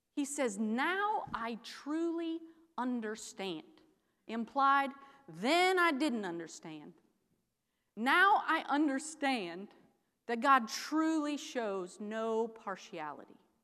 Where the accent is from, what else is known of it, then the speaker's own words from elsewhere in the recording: Iowa, United States; I'm a Midwesterner. I'm from Iowa, a farm girl